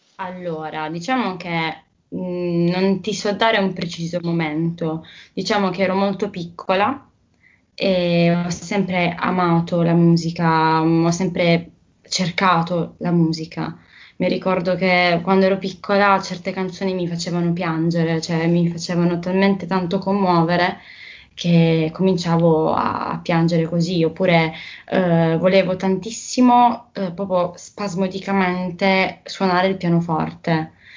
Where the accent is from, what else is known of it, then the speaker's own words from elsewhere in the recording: Bari, Apulia, Italy; io mm, sono una ragazza di Bari, che appunto è una città eh, bellissima che si trova nel sud Italia